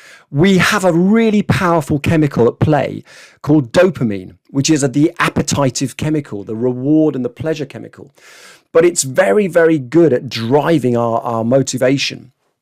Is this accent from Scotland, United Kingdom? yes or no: yes; Scotland, United Kingdom; born there; But I had to write to them, you see, because actually I was born in Scotland.